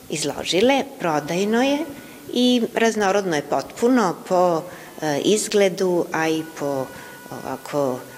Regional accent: Vojvodina, Serbia

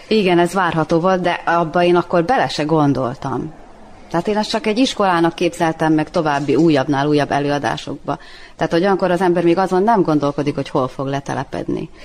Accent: Srbobran, Vojvodina, Serbia; moved away as an adult; also born or lived in Novi Sad; now in Subotica, Serbia; 20 évig voltam Szent Tamáson, meg most 20 éve vagyok Szabadkán

